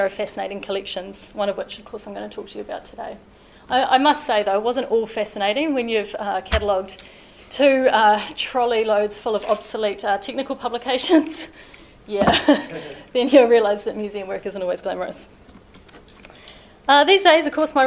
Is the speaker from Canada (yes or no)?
no; Invercargill, Southland, New Zealand; now in Christchurch, New Zealand; Warbirds Over Wanaka was a fixture of my childhood growing up in Invercargill